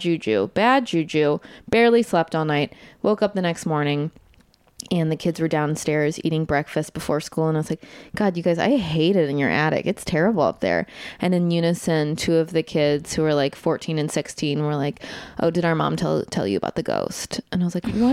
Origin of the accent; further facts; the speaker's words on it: Evanston, Illinois, United States; my hometown